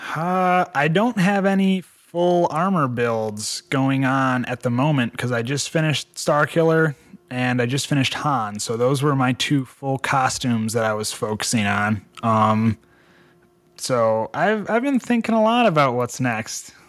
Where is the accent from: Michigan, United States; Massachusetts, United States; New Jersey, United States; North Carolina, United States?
Michigan, United States; a boy growing up in Michigan playing in the woods with frogs and snakes and salamanders